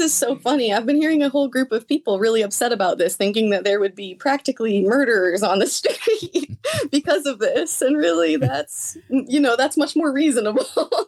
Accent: Lexington, Illinois, United States; also born or lived in Normal, Illinois; I was born in Normal at Broman, um, twenty years ago now, and I was raised in Lexington. I've been here my whole life

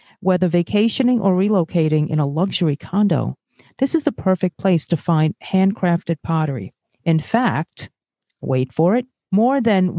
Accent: New York City, New York, United States; born or raised there; also born or lived in Brazil

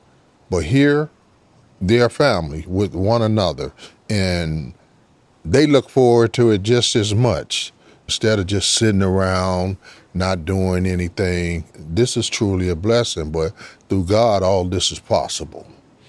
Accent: Chicago, Illinois, United States; moved away as an adult; now in Georgia, United States; Actually, I'm from Chicago. I've been in Georgia for 26 years now.

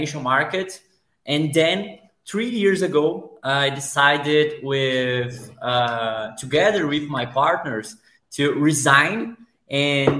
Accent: Brazil; I'm from Brazil

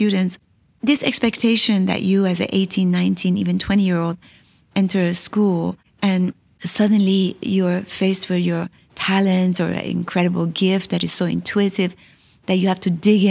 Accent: Iran; moved away; also born or lived in California / New York; I came from Iran, a place that we always lived on the edge

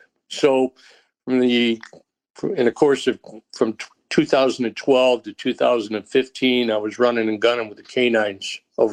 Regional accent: New York, United States; now in Texas, United States; I'm going to call Texas my from place, because I moved to Texas back in 84 and never went back from upstate New York, never went back.

